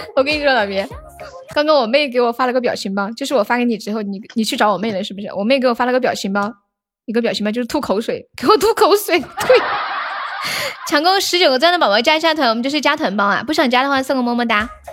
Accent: Nanchong, Sichuan, China; 我是南充的

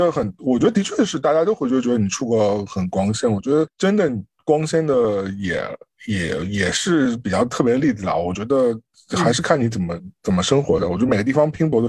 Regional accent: China; now in United States; 是因为我们从国内来到美国，最大的状况其实是面对是。你的人脉几乎是完全用不到的，

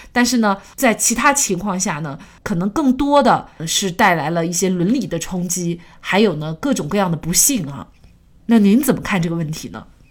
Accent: China; 我们国家

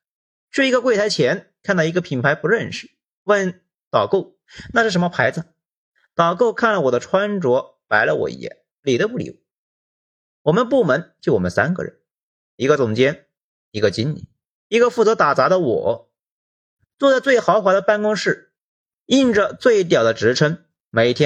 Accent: Hunan, China; moved away as an adult; also born or lived in Shenzhen; 我湖南人什么场面没见过啊？

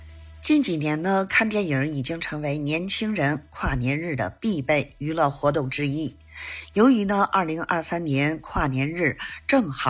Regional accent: Beijing, China; ，咱们电影院见

